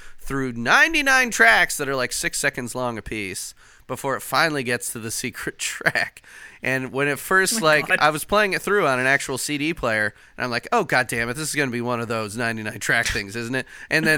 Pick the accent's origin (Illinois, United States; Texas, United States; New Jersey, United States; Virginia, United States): Illinois, United States; Chicago; now in Indiana, United States; I'm actually from Chicago